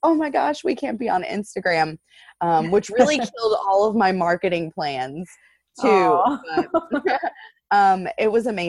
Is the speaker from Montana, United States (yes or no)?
no; West Virginia, United States; moved away as an adult; now in Baltimore, United States; So originally from West Virginia, grew up in a super, super small town.